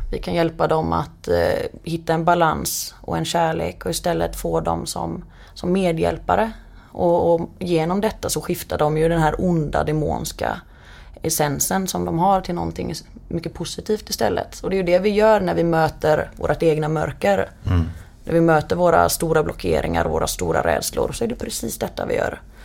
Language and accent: Swedish; Partille, Västra Götaland, Sweden; now in Ljungskile, Sweden; jag växte upp utanför Göteborg i en liten ort som heter Partille